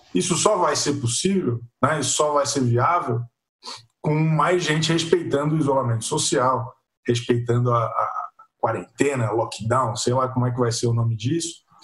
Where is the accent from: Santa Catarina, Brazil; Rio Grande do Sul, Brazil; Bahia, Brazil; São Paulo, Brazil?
Santa Catarina, Brazil; Florianópolis; eu que sou de, de Florianópolis